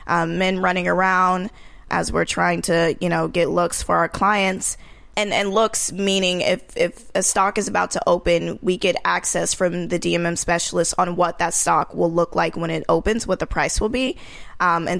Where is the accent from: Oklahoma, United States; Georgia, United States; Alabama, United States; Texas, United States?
Georgia, United States; Marietta; moved away as an adult; also born or lived in New York; I came from Georgia, Marietta, Georgia, which is the suburbs of Atlanta.